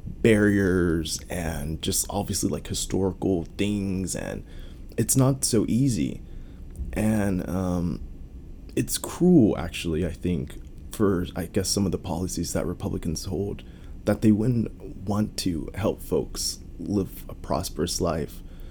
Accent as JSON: {"language": "English", "country": "United States", "said": "as an American"}